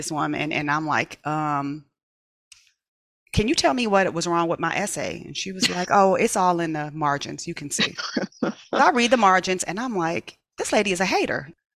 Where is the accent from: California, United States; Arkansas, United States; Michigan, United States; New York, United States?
California, United States; Inglewood; I loved where I grew up in Imperial Village